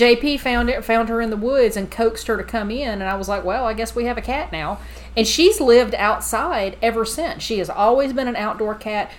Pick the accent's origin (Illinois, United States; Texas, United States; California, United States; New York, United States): Texas, United States; I was raised in the South. I was raised in Texas